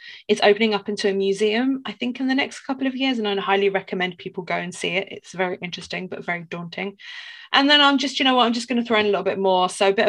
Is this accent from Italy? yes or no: no; Poland